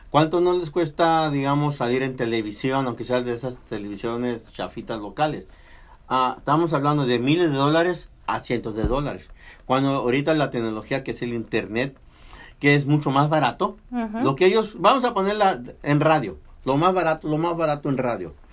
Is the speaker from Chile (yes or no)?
no; Mexico; now in United States; Nací en México, pero estoy en el continente americano.